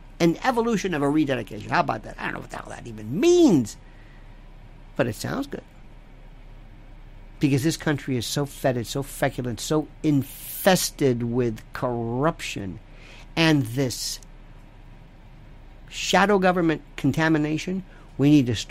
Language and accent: English; United States; I'm an American